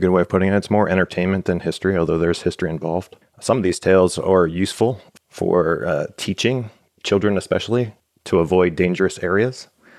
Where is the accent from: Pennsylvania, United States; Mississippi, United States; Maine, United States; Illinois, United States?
Pennsylvania, United States; Cannelton; Growing up in Canton, especially, my grandfather loved to tell the story of Barbara Davidson.